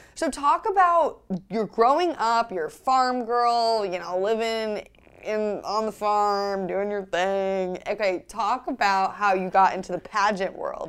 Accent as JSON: {"language": "English", "town": "New York City", "region": "New York", "country": "United States", "tie": "born or raised there", "said": "I grew up in New York City"}